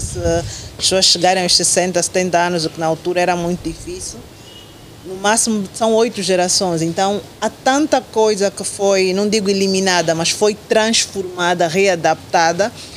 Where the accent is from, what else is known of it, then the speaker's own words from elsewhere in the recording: Angola; nós temos que ter como, como angolanos